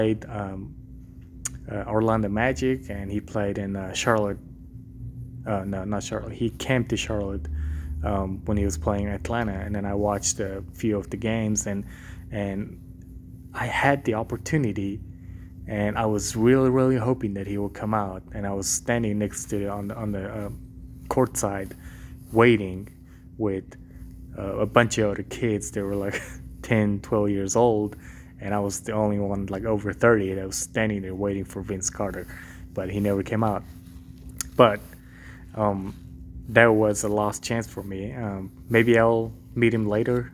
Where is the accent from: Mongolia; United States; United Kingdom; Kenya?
Mongolia; moved away; I grew up in Mongolia